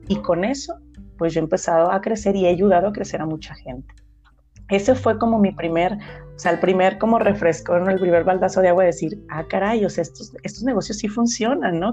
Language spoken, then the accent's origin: Spanish; Ameca, Jalisco, Mexico; yo nací en Ameca